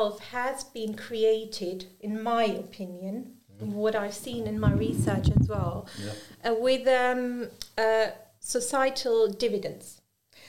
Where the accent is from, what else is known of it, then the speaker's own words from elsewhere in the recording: Germany; first language German, Urdu; English is a second language; I've grown up in an Urdu household where I've also grown up in Germany. So my native language is also German